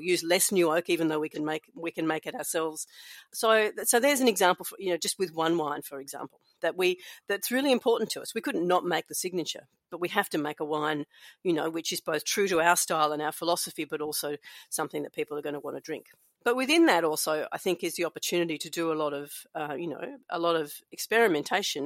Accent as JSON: {"language": "English", "town": "Melbourne", "region": "Victoria", "country": "Australia", "tie": "born or raised there", "said": "I grew up in the city of Melbourne"}